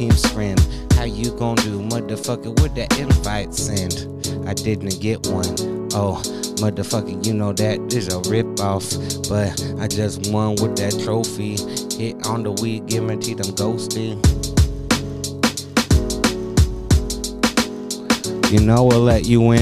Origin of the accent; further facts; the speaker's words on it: Arizona, United States; I grew up in Arizona, so it was like in the summer times it gets out to like 115